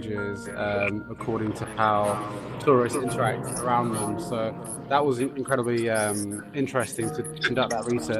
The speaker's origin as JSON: {"language": "English", "region": "London", "country": "United Kingdom", "said": "I'm from South London, originally here in England"}